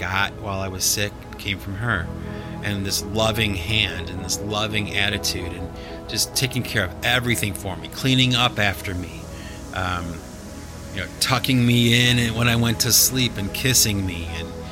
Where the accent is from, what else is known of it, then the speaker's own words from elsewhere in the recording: Cleveland, Ohio, United States; my hometown, the Cleveland Browns